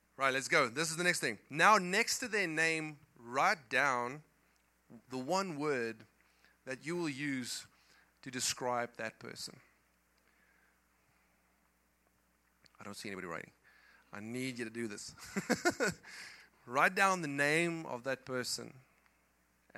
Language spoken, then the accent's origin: English; South Africa; English is a second language; moved away; I come from South Africa